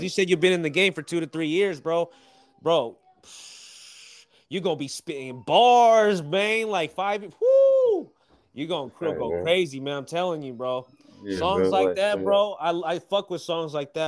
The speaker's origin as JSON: {"language": "English", "region": "West Coast", "country": "United States", "also_born_or_lived": "Bay Area, Northern California", "said": "I'm from the West Coast"}